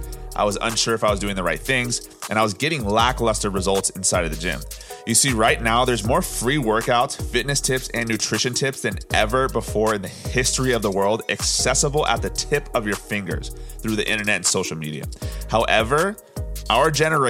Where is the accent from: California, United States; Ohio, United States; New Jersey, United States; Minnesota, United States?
California, United States; Orange County; I'm from Orange County, California, born and raised